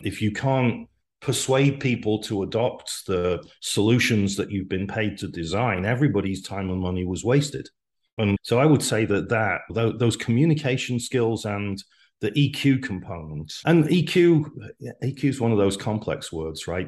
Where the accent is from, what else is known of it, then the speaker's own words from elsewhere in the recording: Wales, United Kingdom; moved away as an adult; also born or lived in Manchester / London; now in United States; I grew up in Wales